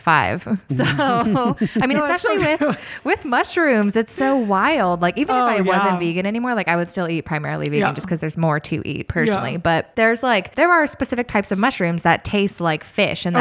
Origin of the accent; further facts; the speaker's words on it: California, United States; a Cali born and raised